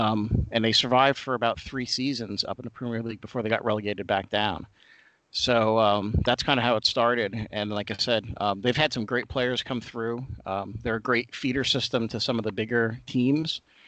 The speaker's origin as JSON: {"language": "English", "region": "New Jersey", "country": "United States", "tie": "born or raised there", "moved": "as an adult", "lives_now": "Ohio, United States", "said": "So growing up in New Jersey, I grew up in kind of a Polish neighborhood where most of the guys played soccer, but I did not. I was more into baseball and football. And it wasn't until I actually moved to Ohio"}